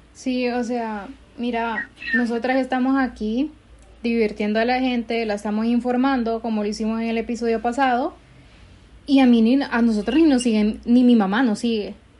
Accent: Honduras; como hondureños en general

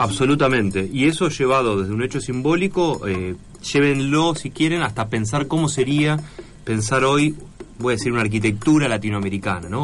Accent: La Matanza, Buenos Aires Province, Argentina; yo me crié, digamos, en La Matanza

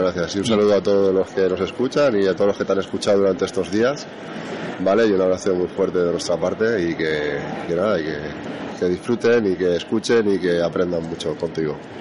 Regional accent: Valencia, Valencian Community, Spain; somos de Valencia

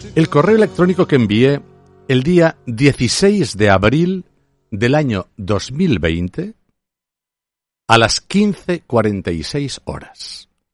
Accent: Aragon, Spain; solo soy un zapatero aragonés

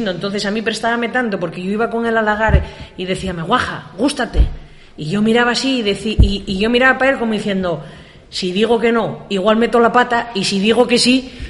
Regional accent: La Pola, Asturias, Spain; Neña, ¿de dónde eres? Y yo, de la pola.

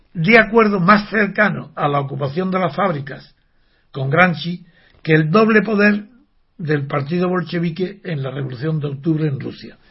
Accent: Órgiva, Andalusia, Spain; ser de Órgiva o ser de la Alpujarra, como yo soy

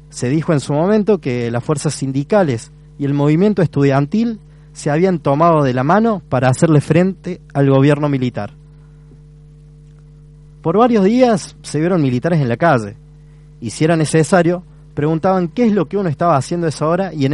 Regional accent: Córdoba, Argentina; soy partícipe también, porque soy estudiante cordobés.

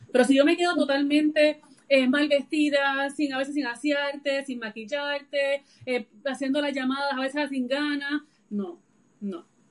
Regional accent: Puerto Rico; yo soy de de Puerto Rico y vivo, ¿verdad? Resido también aquí en, la isla

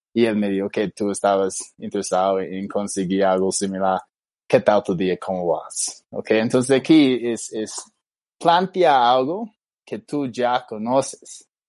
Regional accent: Australia; Spanish is a second language; now in Bogotá, Colombia; yo soy australiano

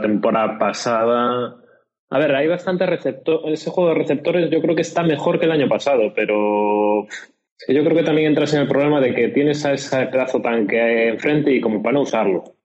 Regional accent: Galicia, Spain; como buen gallego

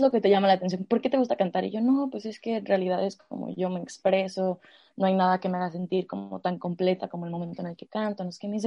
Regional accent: Mexico City, Mexico; moved away; also born or lived in Toluca; yo vivía, yo nací en la Ciudad de México, entonces en el kinder había una estudiantina

